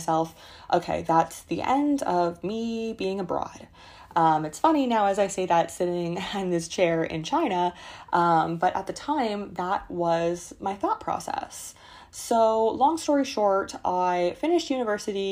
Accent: Canada; I was growing up in Canada in a small town, and I wanted to live in the big city.

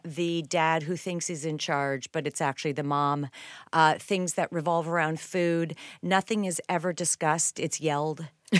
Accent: Winnipeg, Manitoba, Canada; I am. I'm Canadian and a middle child, which is why we are annoyingly nice.

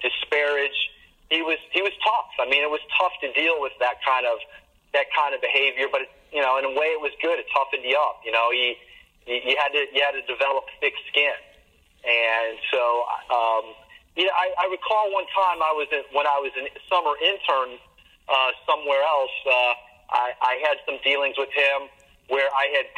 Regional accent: Chicago, Illinois, United States; also born or lived in Indiana; I grew up in Chicago

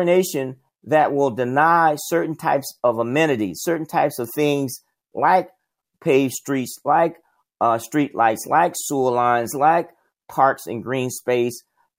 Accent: South Alabama, United States; I grew up in the South, Jim Crow South. I grew up in a in Alabama, in South Alabama, and went to all black elementary, middle, and high school. In my neighborhood, it was all black.

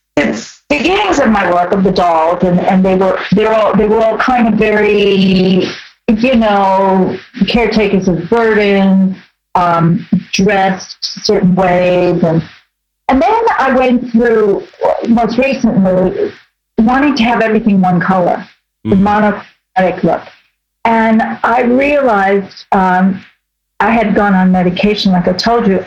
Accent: New York City, New York, United States; I grew up in Brooklyn

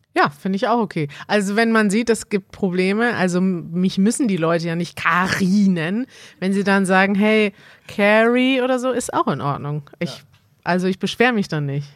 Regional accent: United Kingdom; German is a second language; Ich komme aus Großbritannien.

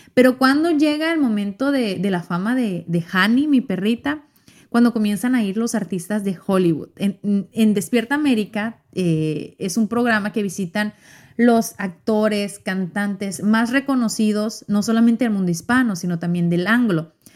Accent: Mexico; yo soy mexicana

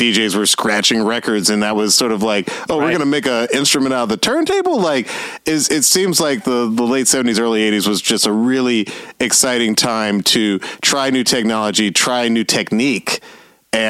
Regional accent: Atlanta, Georgia, United States; I was growing up in Atlanta

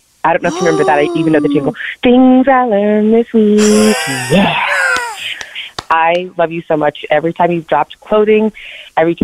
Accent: Colorado, United States; I'm from Colorado

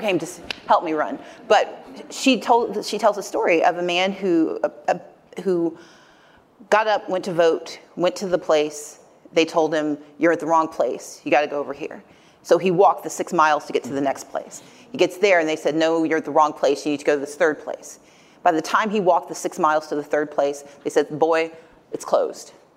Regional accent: Deep South, United States; I'm from the Deep South

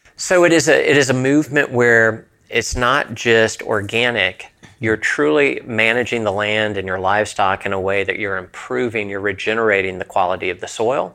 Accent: Southeast, United States; I'm from the Southeast

